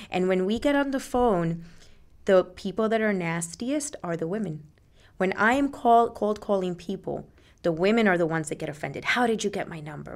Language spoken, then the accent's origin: English; Puerto Rico; now in Jersey City, United States; I lived there till I was eight, and I grew up in Puerto Rico.